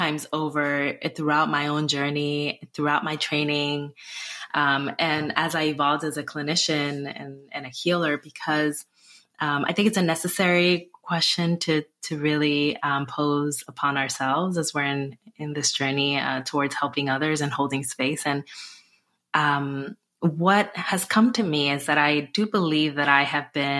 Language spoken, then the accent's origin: English; Newark, New Jersey, United States; I just volunteered a lot in my hometown of Newark, New Jersey